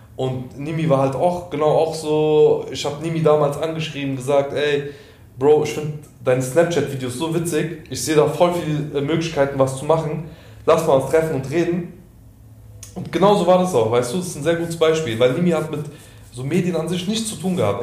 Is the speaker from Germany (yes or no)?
yes; Offenbach, Hesse, Germany; ich bin aus Offenbach